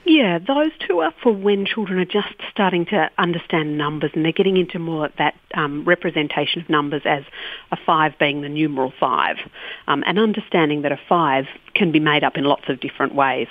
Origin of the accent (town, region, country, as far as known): Australia